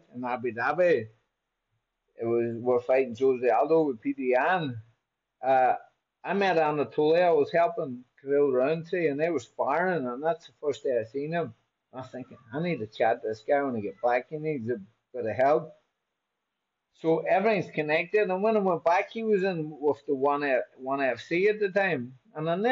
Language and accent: English; Buncrana, Ulster, Ireland; moved away as an adult; I'm in a place called Buncrana, County Donegal, in Ireland.